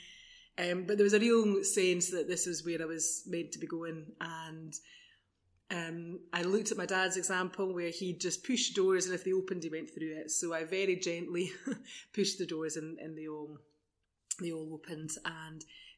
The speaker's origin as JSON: {"language": "English", "town": "Edinburgh", "region": "Scotland", "country": "United Kingdom", "moved": "as an adult", "lives_now": "Bonnyrigg, United Kingdom", "said": "So I'm from South Edinburgh. Well, I was living mainly in South Edinburgh and moved to Bonnyrigg just before the lockdown."}